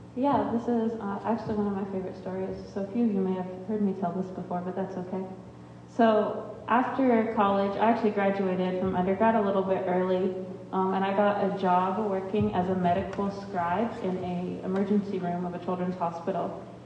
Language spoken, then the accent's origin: English; Ohio, United States; I'm from Ohio